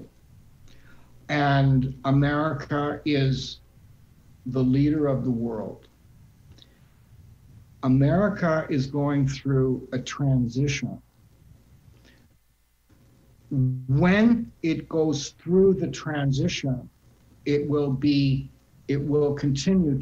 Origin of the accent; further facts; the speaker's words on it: Canada; I'm a Canadian.